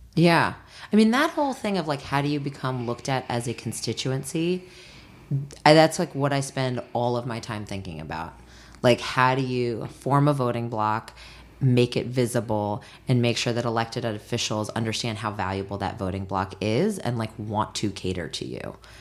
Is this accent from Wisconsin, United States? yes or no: no; Washington, District of Columbia, United States; moved away; my hometown, Washington, D C